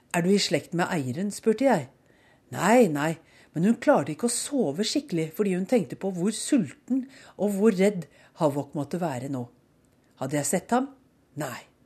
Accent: Norway; moved away as an adult; also born or lived in Oslo / Bærum; now in Bethesda, United States; Hjemme i Norge ville mange eiere, herunder undertegnede, ha følt behov for å unnskylde seg

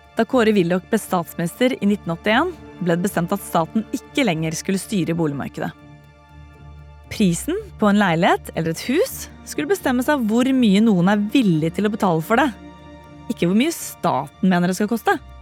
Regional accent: Bærum, Akershus, Norway; Da jeg vokste opp i Bærum på 80- og 90-tallet

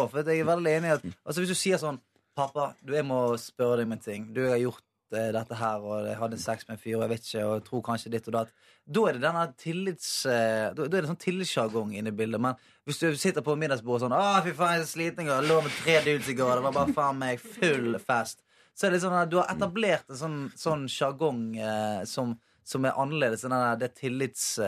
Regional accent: Bergen, Vestland, Norway; moved away; hadde jeg bodd hjemme i Bergen

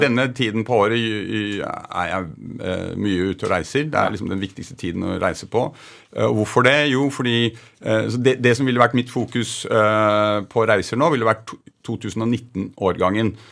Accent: Oslo, Norway; also born or lived in Holmenkollen area; født på Majorstuen, og så flyttet vi

